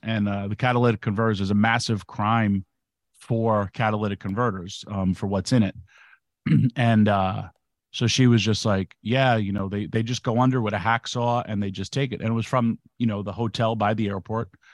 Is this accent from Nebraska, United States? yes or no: no; New York, United States; I'm from New York